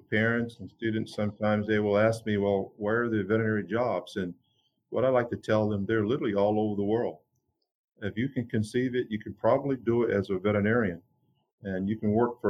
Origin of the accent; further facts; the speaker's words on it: Alabama, United States; I grew up in Alabama. I grew up in a county where there was only one veterinarian.